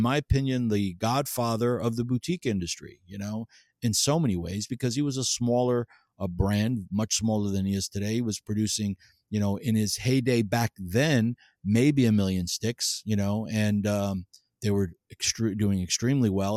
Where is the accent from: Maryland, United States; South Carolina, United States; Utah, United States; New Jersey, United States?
New Jersey, United States; I grew up in New Jersey